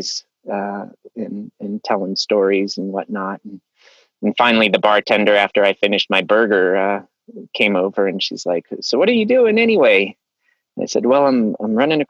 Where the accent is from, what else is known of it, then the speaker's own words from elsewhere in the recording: Aspen, Colorado, United States; I grew up in Aspen, Colorado.